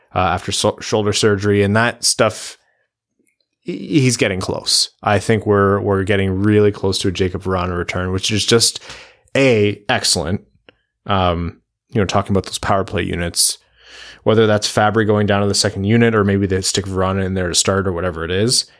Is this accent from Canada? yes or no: yes; Windsor, Ontario, Canada; I'm from Windsor